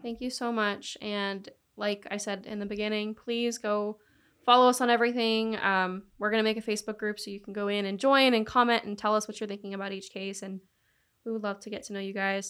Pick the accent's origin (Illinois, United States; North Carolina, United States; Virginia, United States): North Carolina, United States; Charlotte; moved away; I grew up in Charlotte, North Carolina